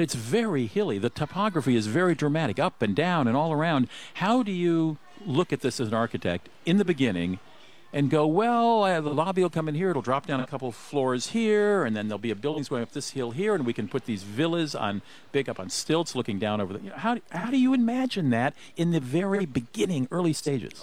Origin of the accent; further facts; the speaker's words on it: Germany; now in Minnesota, United States; I grew up in Germany